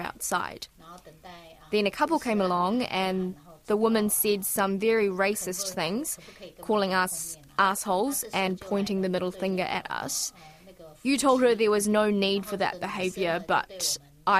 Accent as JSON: {"language": "English", "region": "Auckland", "country": "New Zealand", "tie": "born or raised there", "said": "I grew up in Auckland"}